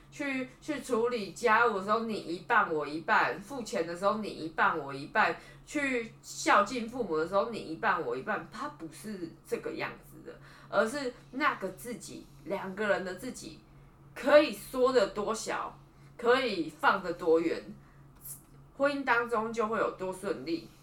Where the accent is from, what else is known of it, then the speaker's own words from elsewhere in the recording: Taipei, Taiwan; 我是台北人